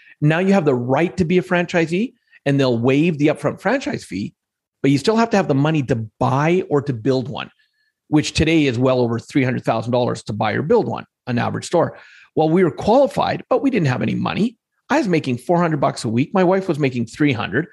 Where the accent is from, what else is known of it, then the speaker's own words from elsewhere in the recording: Alberta, Canada; growing up here where I grew up in Alberta for most of my life